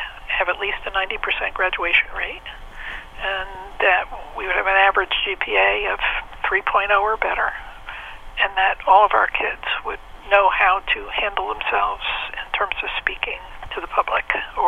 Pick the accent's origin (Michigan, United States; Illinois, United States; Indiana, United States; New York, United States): New York, United States; moved away as an adult; also born or lived in Texas; I was from New York.